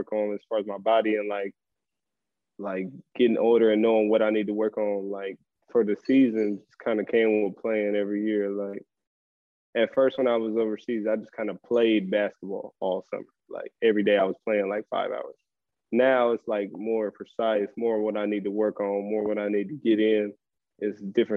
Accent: Portland, Oregon, United States; moved away as an adult; now in Monaco; I'm from Portland

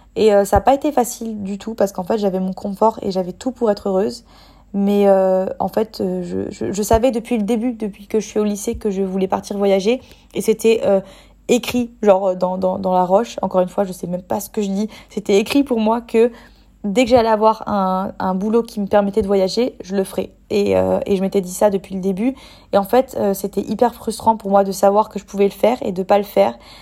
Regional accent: French Riviera, Provence-Alpes-Côte d'Azur, France; now in Bali, Indonesia; si j'habite en France, de retourner sur la côte d'Azur parce que c'est là où j'ai grandi

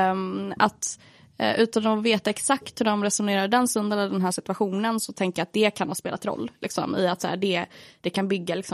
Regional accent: Sweden; jag är svensk ju.

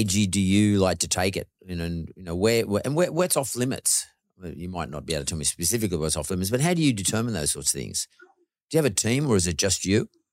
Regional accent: Australia; My dad's Greek and my mother's Irish, but, but I'm born here. I'm a first, I'm first generation Aussie, so I'm pretty Aussie.

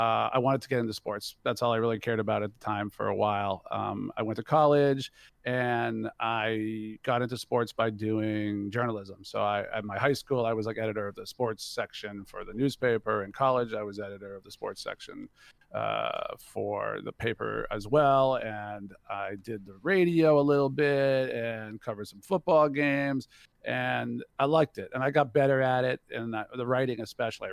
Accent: Boston, Massachusetts, United States; now in California, United States; I'm from Boston, Massachusetts.

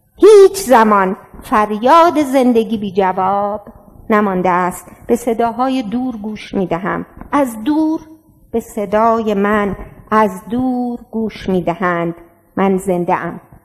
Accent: Iran; also born or lived in France / Gilan / Rasht / Talesh; مهم نیست کجاش زندگی میکنم ولی مهم اینه که ایرانیم

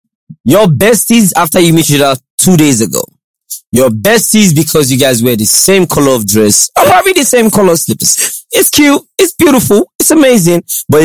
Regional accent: Lagos, Nigeria; I grew up in Lagos, right? I did my primary school in Lagos. I did my secondary school in Lagos.

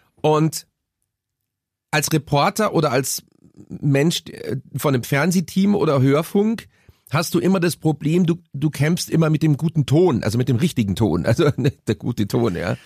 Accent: Munich, Bavaria, Germany; Bei uns in Bogenhausen

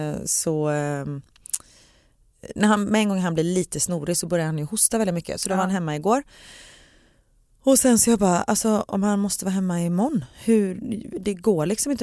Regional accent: Gothenburg, Västra Götaland, Sweden; för göteborgare, vi säger

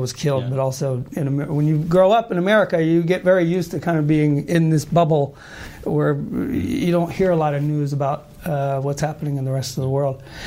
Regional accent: Marietta, Georgia, United States; moved away as an adult; also born or lived in Boston; now in Sweden; I was actually born in uh, outside of Atlanta, Georgia, in the mm -hmm. southern part of the U.S., mm -hmm. uh, a little town called Marietta

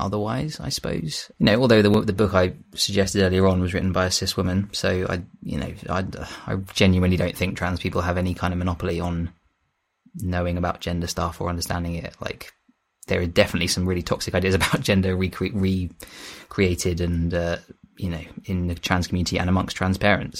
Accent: Kent coast, South East England, United Kingdom; moved away as an adult; also born or lived in London; I had moved back to my hometown on the Kent coast from London

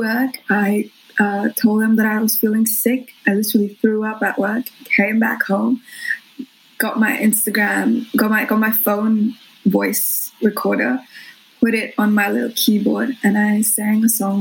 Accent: Mumbai, Maharashtra, India; moved away as an adult; also born or lived in Brisbane, Australia; now in Australia; I was born in Bombay

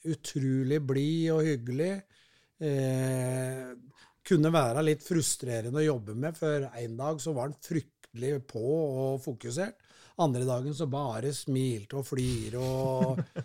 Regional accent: Kongsvinger, Innlandet, Norway; moved away as an adult; also born or lived in Lillehammer; now in Oslo, Norway; jeg er jo født og oppvokst på Kongsvinger.

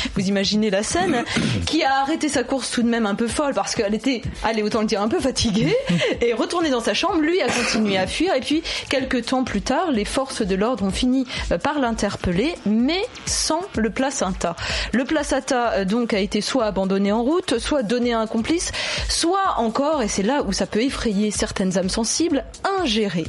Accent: France; Chez nous en France

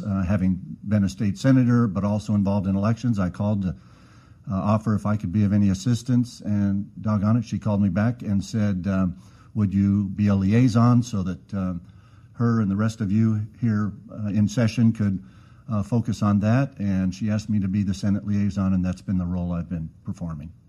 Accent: Arizona, United States; I'm born and raised in Arizona.

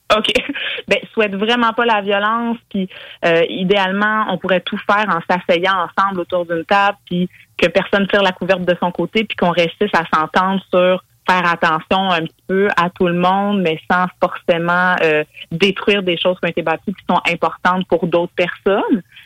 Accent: Quebec, Canada; en tant que Québécois, Québécoise

